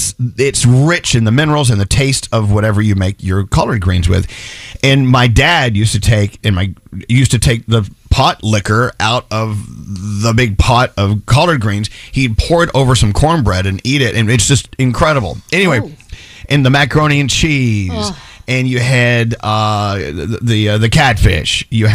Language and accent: English; Texas, United States; moved away; when I was a kid growing up in Texas.